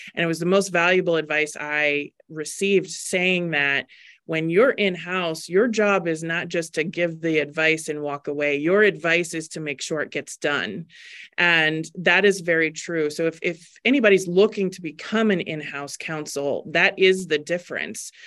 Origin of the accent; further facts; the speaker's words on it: Maryland, United States; moved away as an adult; also born or lived in Virginia / Baltimore; now in Arizona, United States; born and raised in Maryland, I, um, lived there until I was in my twenties